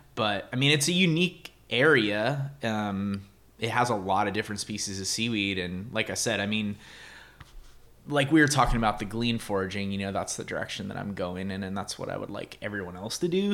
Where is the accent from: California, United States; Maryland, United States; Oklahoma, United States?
California, United States; San Jose; I grew up in the Bay Area